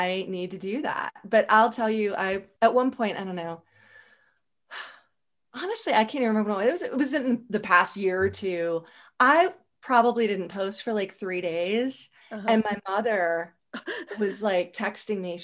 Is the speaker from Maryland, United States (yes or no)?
yes; Howard County, Maryland, United States; I grew up in Howard County.